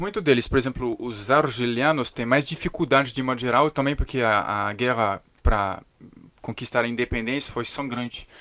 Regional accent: Paris, Île-de-France, France; Portuguese is a second language; now in Brazil; eu sou de Paris

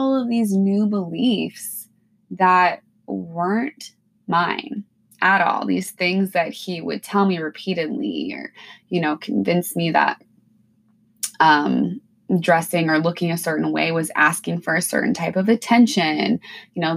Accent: Washington, United States; moved away as an adult; now in Alaska, United States; I'm originally from Washington State. I grew up in a small town

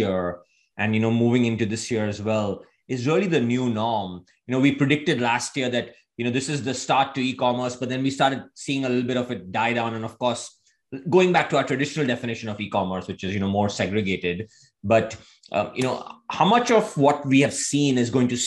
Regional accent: India; moved away; I grew up in India.

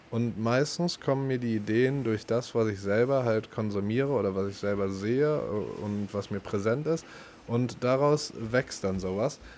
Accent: Berlin, Germany; weil wenn das Ding Berliner genannt wird und du denkst ja als Berliner fuck off, äh, das, ist, das ist nicht, wofür wir bekannt sein wollen, dann nennen wir das halt Pfannkuchen so.

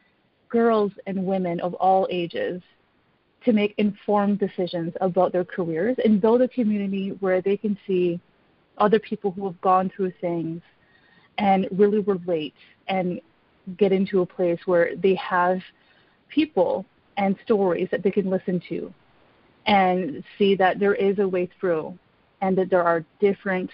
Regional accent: Canada; now in Ottawa, Canada; at my core, I am Canadian

